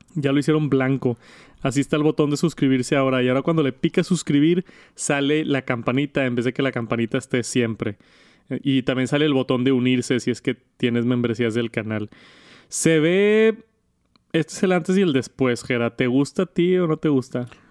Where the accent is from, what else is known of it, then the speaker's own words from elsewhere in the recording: Monterrey, Nuevo León, Mexico; yo soy de Monterrey, de Monterrey, México